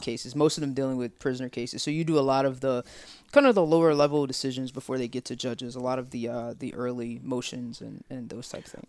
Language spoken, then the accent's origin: English; Tuscaloosa, Alabama, United States; I'm from Tuscaloosa